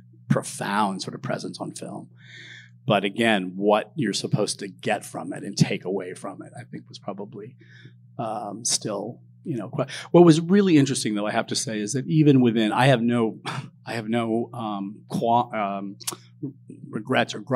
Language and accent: English; Southern California, United States; I grew up in Southern California